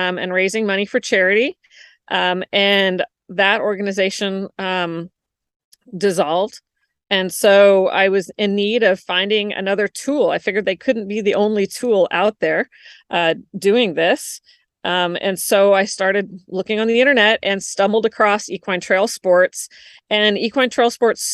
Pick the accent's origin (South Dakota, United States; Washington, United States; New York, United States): Washington, United States; moved away as an adult; also born or lived in Florida; I moved from Washington to Florida when I got married